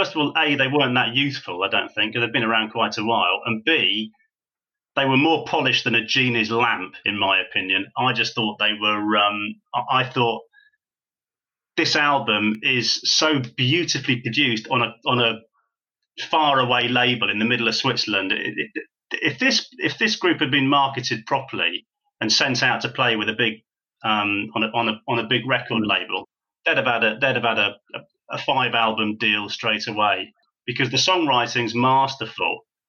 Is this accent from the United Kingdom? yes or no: yes; United Kingdom; And of course, being British, I don't know whether that was a handicap or not, but it seems like one to me.